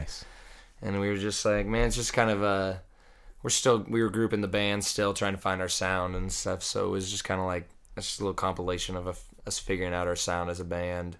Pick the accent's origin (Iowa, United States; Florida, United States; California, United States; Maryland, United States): Iowa, United States; moved away as an adult; I was born and raised there